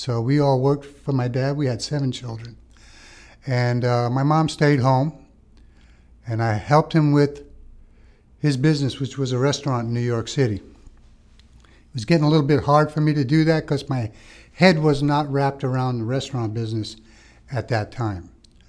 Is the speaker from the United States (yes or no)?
no; Malta; moved away; Being we're immigrants from Malta, and we wanted to do the right thing.